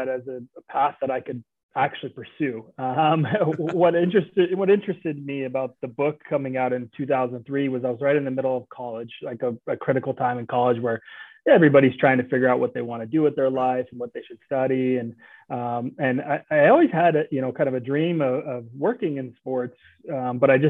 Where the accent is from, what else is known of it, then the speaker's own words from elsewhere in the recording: outside Oakland, California, United States; moved away; I grew up outside of Oakland, California, about 20 minutes east, basically.